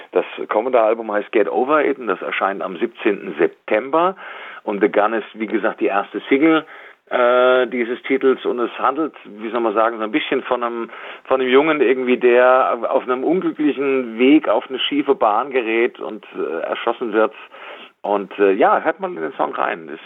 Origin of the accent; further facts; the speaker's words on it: Darmstadt, Hesse, Germany; Ich bin ja in Darmstadt zur Schule gegangen, habe da mein Abitur gemacht. Deswegen ist Darmstadt für mich schon was Besonderes